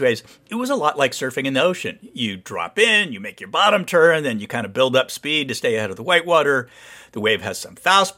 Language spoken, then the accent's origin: English; Santa Barbara, California, United States; moved away; I grew up surfing around Santa Barbara